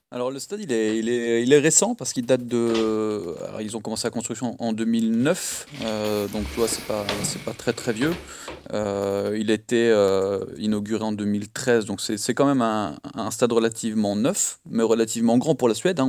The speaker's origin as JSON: {"language": "French", "town": "Lille", "region": "Hauts-de-France", "country": "France", "moved": "yes", "lives_now": "Malmö, Sweden", "said": "je viens de Lille à la base"}